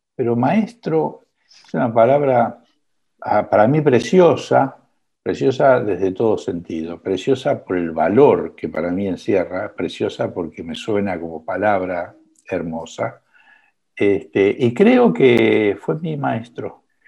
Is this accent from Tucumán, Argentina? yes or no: no; Buenos Aires, Argentina; ¿Dónde nací? En el Club Gimnasia y Esgrima de Villa del Parque